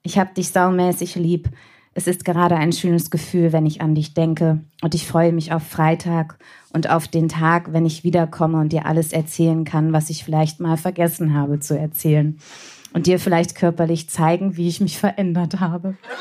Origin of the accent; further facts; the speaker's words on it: Bremen, Germany; ich komme aus Bremen